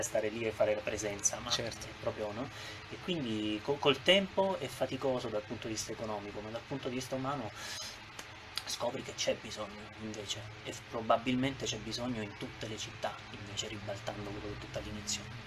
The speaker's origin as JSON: {"language": "Italian", "town": "Manduria", "region": "Apulia", "country": "Italy", "also_born_or_lived": "Rome", "moved": "as an adult", "lives_now": "Tivoli, Italy", "said": "io sono di Manduria intanto, eh, Taranto ho studiato a Roma per eh, dieci anni"}